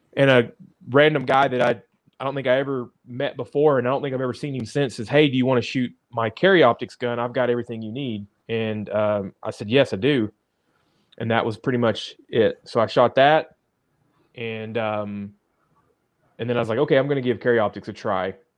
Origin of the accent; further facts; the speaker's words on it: Dallas, Texas, United States; also born or lived in Amarillo, Texas; now in Arkansas, United States; I grew up in Dallas